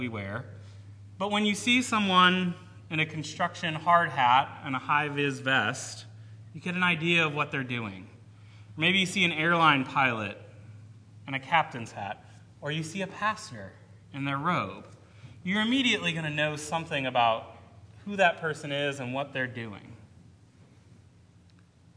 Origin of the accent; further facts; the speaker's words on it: Cleveland, Ohio, United States; moved away; someone who grew up in the Cleveland metro area